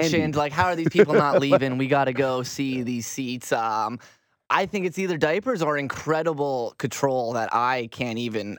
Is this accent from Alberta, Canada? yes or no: no; Toronto, Ontario, Canada; I'm from Mimico as well. Yeah, one of those Mimico boys.